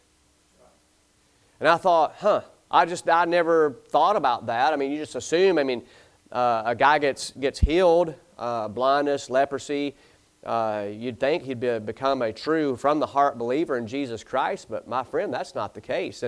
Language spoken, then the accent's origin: English; the South, United States; I'm from the South